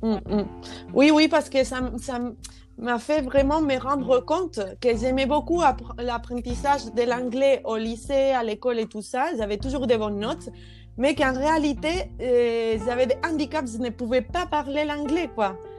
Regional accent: Andalusia, Spain; French is a second language; moved away as an adult; also born or lived in Poland; now in Bordeaux, France; je suis espagnole et je suis andalouse, je viens de l'Andalousie

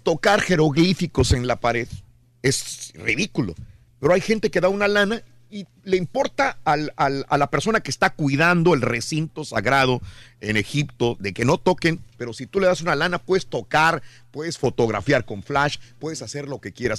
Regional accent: Mexico; moved away; yo soy mexicano

